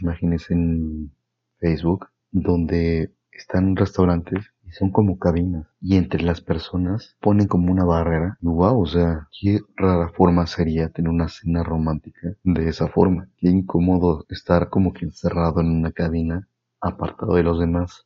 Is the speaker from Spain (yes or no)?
no; Mexico; como mexicanos